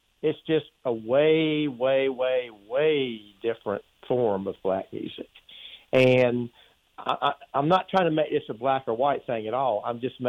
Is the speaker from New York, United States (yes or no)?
no; Charlotte, North Carolina, United States; when I grew up, most of my friends, I grew up in Charlotte, most of my friends and I, all we listened to was what we call soul music.